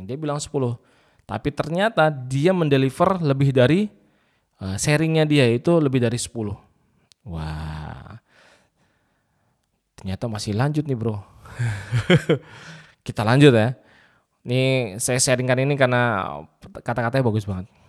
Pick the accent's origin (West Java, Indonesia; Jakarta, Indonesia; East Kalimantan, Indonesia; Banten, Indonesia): West Java, Indonesia; Indramayu; dia nggak tahu kalau saya dari Indramayu.